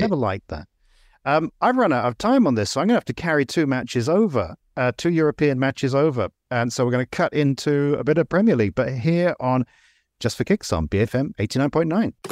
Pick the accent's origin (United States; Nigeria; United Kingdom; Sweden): United Kingdom; near Brighton, South East England; I grew up fairly near Brighton